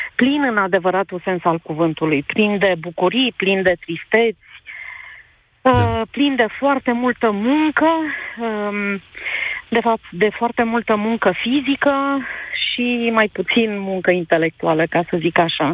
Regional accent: Romania; moved away as an adult; also born or lived in Switzerland; sunt româncă

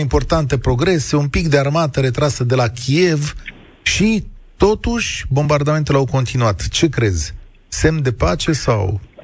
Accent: Romania; Noi, ca români

